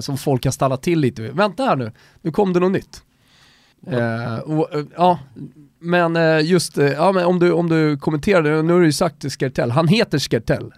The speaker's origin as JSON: {"language": "Swedish", "country": "Sweden", "also_born_or_lived": "Austria", "said": "jag är svensk österrikare"}